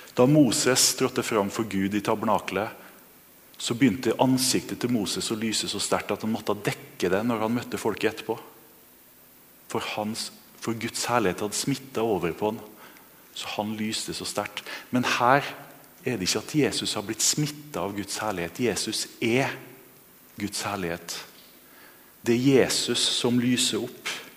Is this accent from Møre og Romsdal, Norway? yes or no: yes; Kristiansund, Møre og Romsdal, Norway; moved away; Jeg vokste opp i Kristiansund